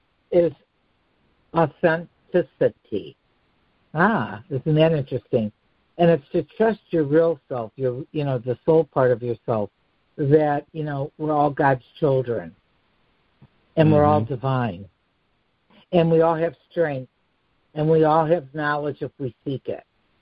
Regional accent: Chicago, Illinois, United States; accent: Chicago; my Chicago accent

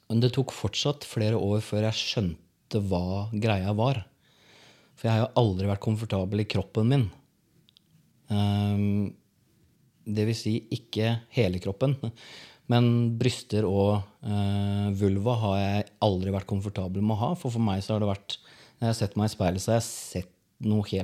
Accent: Porsgrunn, Telemark, Norway; Jeg vokste opp på Stridslev, Porsgrunn.

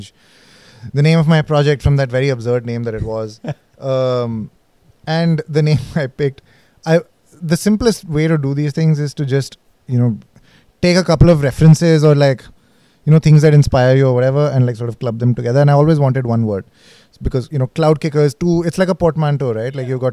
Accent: Delhi, India; also born or lived in Manipal; I am from Delhi, but at that point in time, I was in Manipal

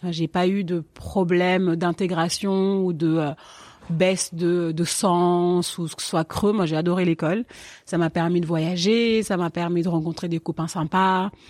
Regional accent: Paris, Île-de-France, France; also born or lived in Senegal / Marne-la-Vallée; j'ai 31 ans. Je suis née à Paris et mon enfant, je l'ai un peu passé un pas à Paris, un peu au Sénégal, un peu en banlieue parisienne, dans le 77, à Marne-la-Vallée.

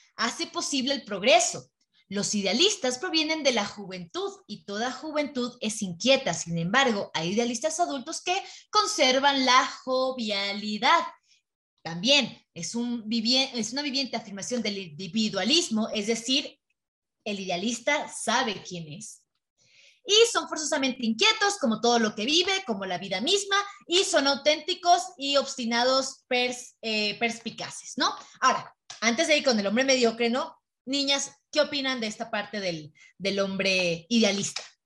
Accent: Mexico; yo hablando como mexicana

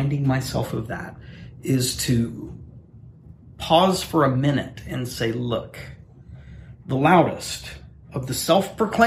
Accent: United States; born or raised there; also born or lived in East Coast, United States

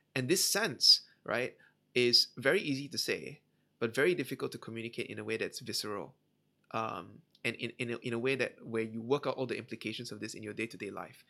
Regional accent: Malaysia; I, Malaysian, I grew up in Malaysia

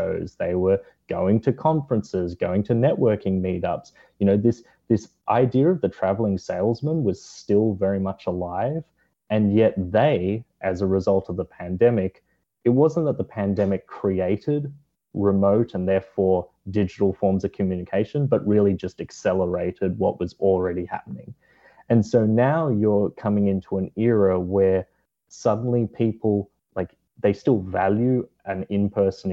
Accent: Australia; moved away; my home country of Australia

